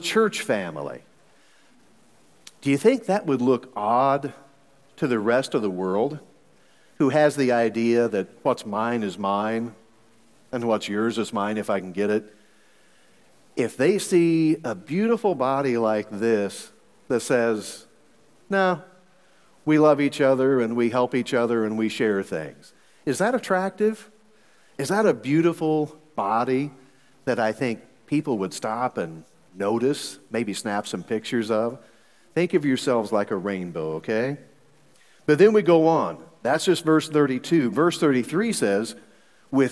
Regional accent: Missouri, United States; I'm from Missouri. So in Missouri, we've got three different ways of saying y'all

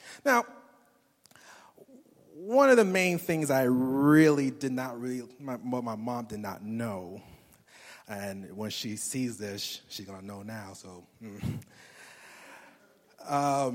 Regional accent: New York City, New York, United States; moved away as an adult; I grew up in Brooklyn, New York. I was there for pretty much till my 21st birthday

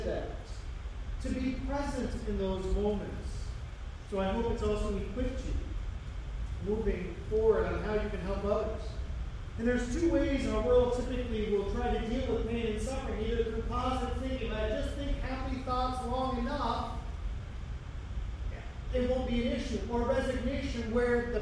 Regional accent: United States; we, as American Christians

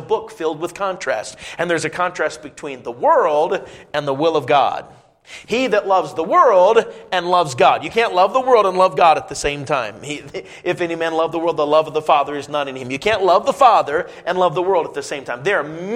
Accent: Indiana, United States; I was growing up in Indiana, not just the northwest corner of Indiana, and we'd go often up to Chicago

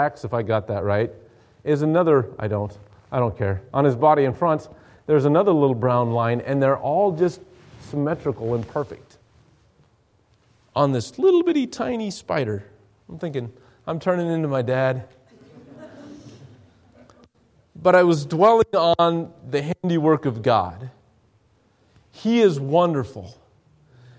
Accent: Douglas, Wyoming, United States; my hometown. The great big town of Douglas, Wyoming, 6,000 people in the middle of nowhere

